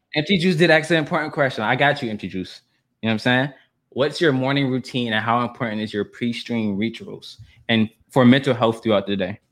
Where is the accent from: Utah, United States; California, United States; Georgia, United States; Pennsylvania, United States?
Georgia, United States; Atlanta; I'm from Atlanta. I'm a Southern boy